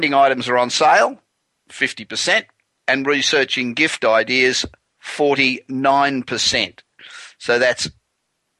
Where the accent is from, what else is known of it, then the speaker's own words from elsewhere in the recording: Los Angeles, California, United States; I'm broadcasting tonight from my hometown of Los Angeles